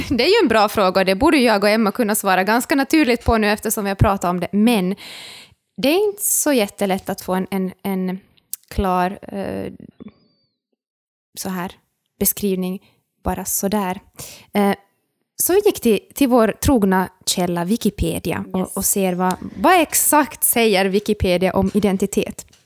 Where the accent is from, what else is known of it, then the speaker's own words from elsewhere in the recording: Ostrobothnia, Finland; now in Turku, Finland; jag är österbottning, jag är finlandssvensk, jag är studerande.